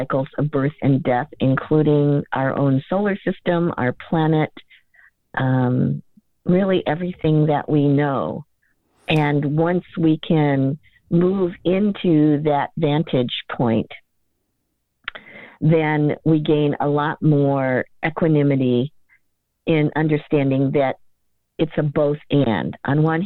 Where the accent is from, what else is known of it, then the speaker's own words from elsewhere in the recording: Akron, Ohio, United States; also born or lived in Cleveland, Ohio; I grew up in Ohio. I was born in Cleveland. I grew up near Akron in a very working class environment.